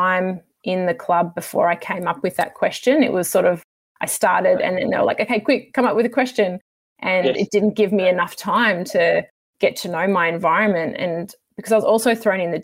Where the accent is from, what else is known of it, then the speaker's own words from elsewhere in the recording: Sydney, New South Wales, Australia; moved away as an adult; I'm from Sydney originally